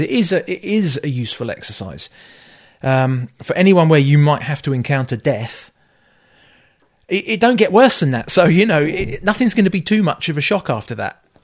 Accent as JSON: {"language": "English", "area": "Kent", "region": "South East England", "country": "United Kingdom", "tie": "born or raised there", "also_born_or_lived": "Liverpool", "lives_now": "Scotland, United Kingdom", "said": "we moved down south, down to Kent. Um, I grew up in Kent."}